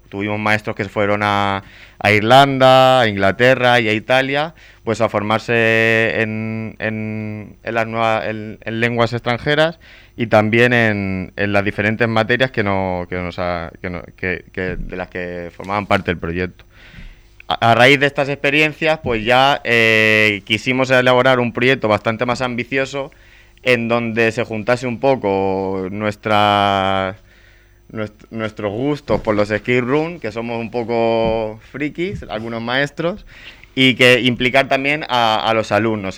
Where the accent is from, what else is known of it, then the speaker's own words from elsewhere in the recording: Spain; los maestros españoles